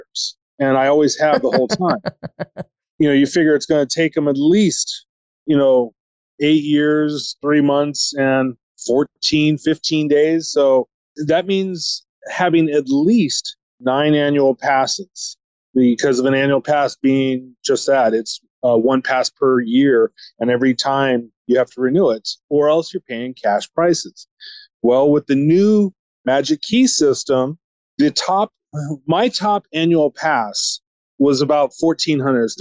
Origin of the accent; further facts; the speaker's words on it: Huntington Beach, California, United States; also born or lived in Redwood City; I was actually born in Redwood City, but I grew up since I was 6 months old down here in Hinds Beach.